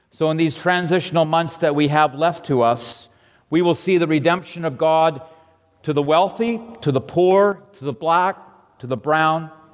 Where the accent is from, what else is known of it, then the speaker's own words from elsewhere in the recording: La Cañada Flintridge, California, United States; I grew up in La Cañada in the 50s and 60s.